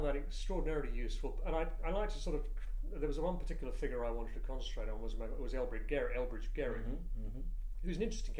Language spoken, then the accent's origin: English; United Kingdom; I'm British